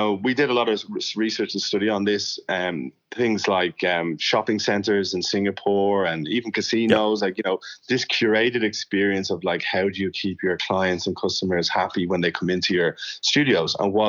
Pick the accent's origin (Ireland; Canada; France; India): Ireland; I came from Ireland and I had certain things about my I don't know, behavior that Sue said, that's not really normal